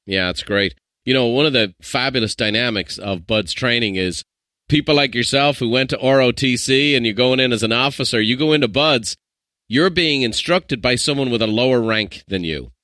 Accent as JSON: {"language": "English", "country": "Ireland", "said": "I'm an Irishman"}